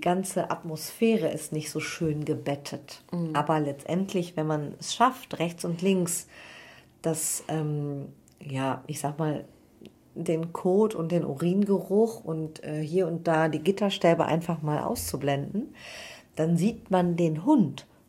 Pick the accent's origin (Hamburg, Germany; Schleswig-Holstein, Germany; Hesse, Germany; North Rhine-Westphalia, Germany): North Rhine-Westphalia, Germany; Cologne; ich komme aus Köln